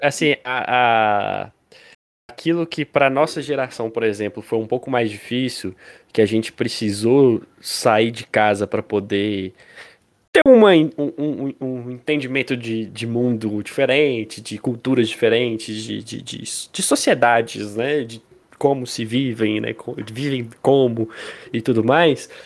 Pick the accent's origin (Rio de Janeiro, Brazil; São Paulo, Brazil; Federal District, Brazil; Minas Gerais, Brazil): Minas Gerais, Brazil; Pirapora; moved away as an adult; now in Montes Claros, Brazil; a gente é de Pirapora, uma cidade no interior de Minas. É, a gente nasceu em Pirapora, né? Hoje eu tô em Montes Claros